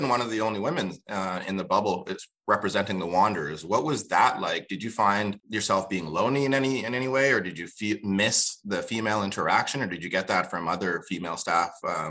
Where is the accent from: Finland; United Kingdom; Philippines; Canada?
Canada; New Brunswick; also born or lived in Kenya; now in Halifax, Canada; As somebody who didn't always live in Halifax, you know, as you know, I was from New Brunswick and Kenya before that.